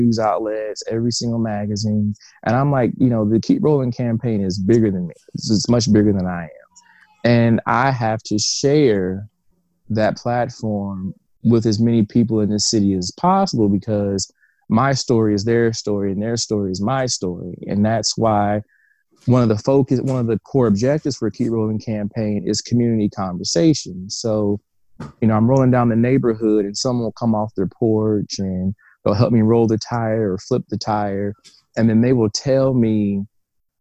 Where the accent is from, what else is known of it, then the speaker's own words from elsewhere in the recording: Evansville, Indiana, United States; I'm an entrepreneur from Evansville, Indiana